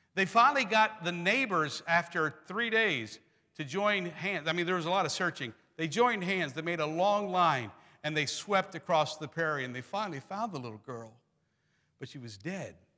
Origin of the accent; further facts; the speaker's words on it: Pennsylvania, United States; moved away; I'm from Pennsylvania, proud Germans.